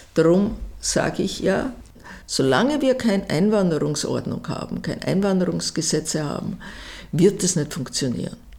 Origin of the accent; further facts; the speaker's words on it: Vienna, Austria; ich bin eine Wienerin der dritten Generation